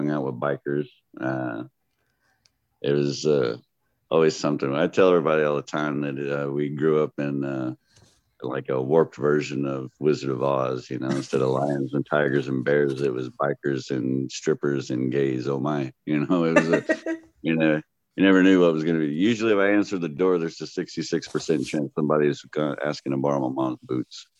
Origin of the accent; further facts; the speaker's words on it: Odessa, Texas, United States; accent: Texas; I grew up in West Texas out in the oil field area during the bus time.